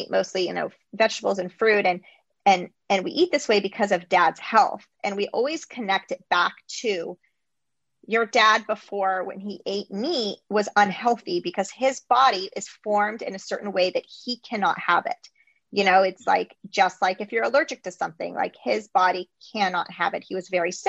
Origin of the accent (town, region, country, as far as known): United States